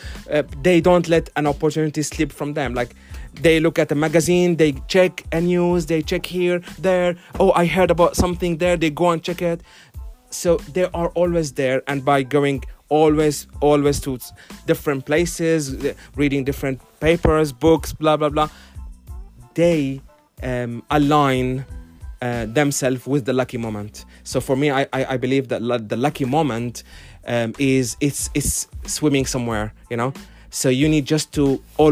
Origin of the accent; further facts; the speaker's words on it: Finland; now in London, United Kingdom; I'm a Finnish citizen. I'm from Finland. My country is run by a government of ladies